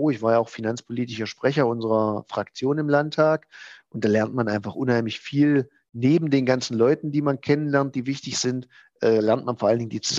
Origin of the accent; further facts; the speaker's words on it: Halberstadt, Saxony-Anhalt, Germany; meine Heimatstadt, ich bin ja gebürtiger Halberstädter, noch weiter voranbringen